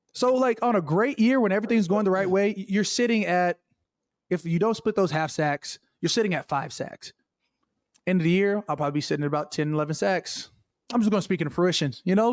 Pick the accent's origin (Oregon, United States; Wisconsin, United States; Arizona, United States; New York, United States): Arizona, United States; Chandler; moved away; also born or lived in Minnesota; I'm from Chandler, Arizona.